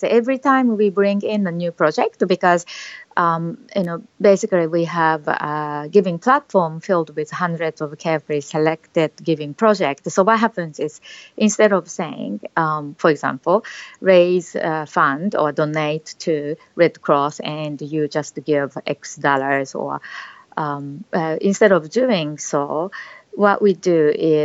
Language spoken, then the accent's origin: English; Japan; also born or lived in Australia; now in Singapore; I was a very shy child growing up in Japan, but eventually I left Japan traveling around the world